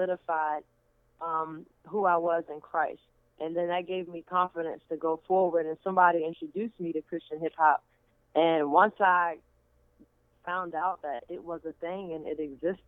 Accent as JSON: {"language": "English", "town": "Baltimore", "region": "Maryland", "country": "United States", "said": "I'm from Baltimore, Maryland"}